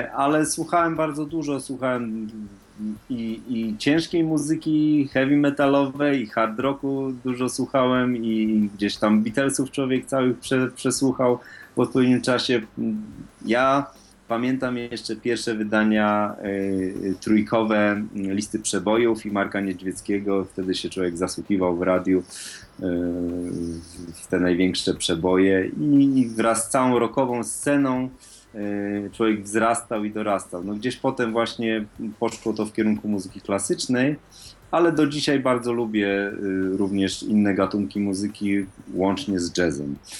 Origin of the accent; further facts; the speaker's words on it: Wrocław, Lower Silesian Voivodeship, Poland; ja jestem z Wrocławia